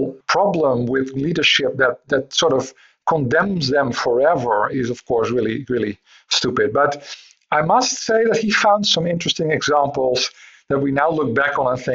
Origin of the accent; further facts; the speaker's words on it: Netherlands; I'm from the Netherlands